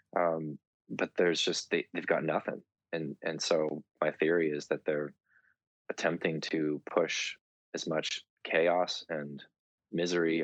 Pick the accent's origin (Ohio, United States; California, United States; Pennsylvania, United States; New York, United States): California, United States; Southern; my hometown in Southern California